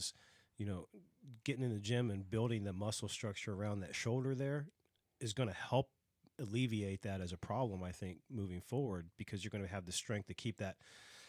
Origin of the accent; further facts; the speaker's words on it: Dayton, Ohio, United States; moved away; I'm from Dayton, Ohio, originally